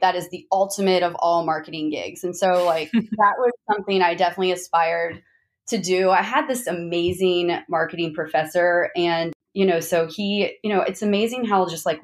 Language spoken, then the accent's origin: English; Zanesville, Ohio, United States; moved away as an adult; also born or lived in Columbus, Ohio; now in Houston, United States; I was born and raised in Zanesville, Ohio